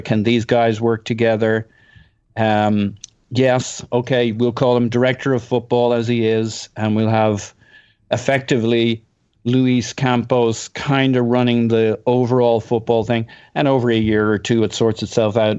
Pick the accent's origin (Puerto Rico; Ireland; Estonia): Ireland; I'm Irish.